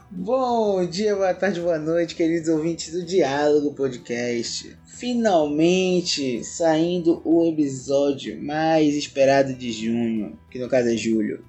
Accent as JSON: {"language": "Portuguese", "region": "Amazonas", "country": "Brazil", "said": "a gente é amazonense"}